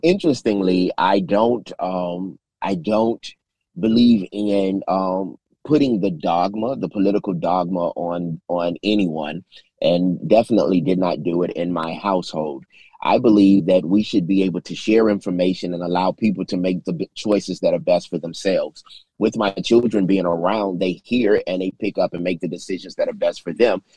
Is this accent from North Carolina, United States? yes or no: no; Chicago, Illinois, United States; moved away as an adult; now in Memphis, United States; I was born in Memphis, but lived in Chicago all of my life, returned to Memphis in 2015.